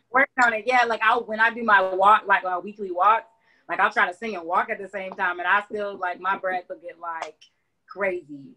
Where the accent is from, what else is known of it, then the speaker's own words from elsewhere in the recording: Augusta, Georgia, United States; also born or lived in Atlanta, Georgia; I was born in Atlanta. We moved here when I was three, so I'm from Augusta